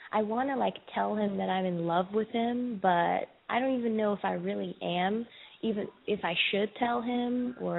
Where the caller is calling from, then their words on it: Charlotte, North Carolina, United States; I'm calling from Charlotte. I'm 24 years old.